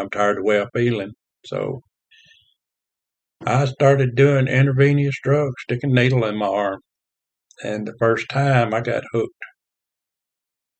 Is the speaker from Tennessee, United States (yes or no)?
yes; Covington, Tennessee, United States; I was born in 1954 in Covington, Tennessee, a small town, farming community, raised in the Methodist Church.